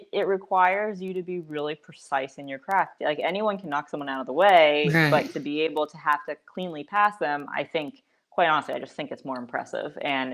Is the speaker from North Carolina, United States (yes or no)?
no; New York City, New York, United States; also born or lived in Northern California; I was raised in New York City